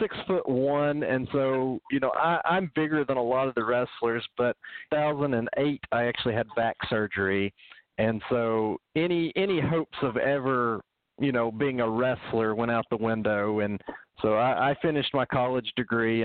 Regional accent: Middle Tennessee, United States; I grew up in Middle Tennessee

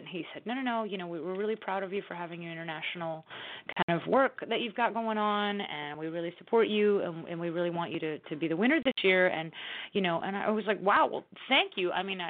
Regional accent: the South, United States; I grew up basically in the Bible Belt, you know, I mean, it's a very big part of the culture down here.

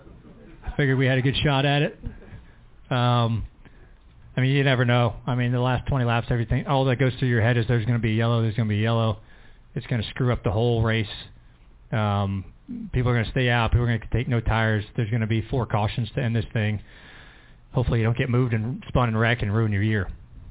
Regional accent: High Point, North Carolina, United States; you know, I grew up in High Point, just south of here. I grew up closer to here than I did Charlotte, And so I came here a lot as a kid

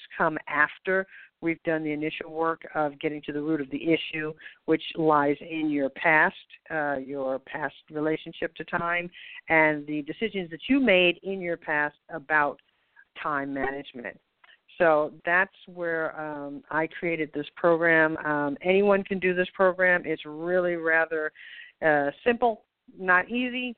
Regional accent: United States; moved away as an adult; also born or lived in Copenhagen, Denmark; I am an American, but I have been living in Copenhagen, Denmark for the past 26 years. I've just recently returned to the United States

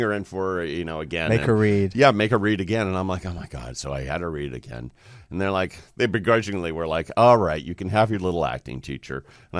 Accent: Sacramento, California, United States; I grew up in Sacramento.

